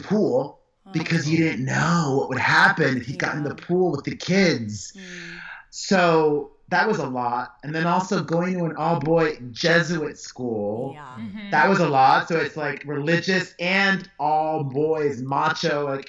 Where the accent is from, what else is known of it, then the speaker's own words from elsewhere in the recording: Hialeah, Florida, United States; also born or lived in Miami; Of course. I was born in Hialeah Hospital Thursday, March 23rd, 1978.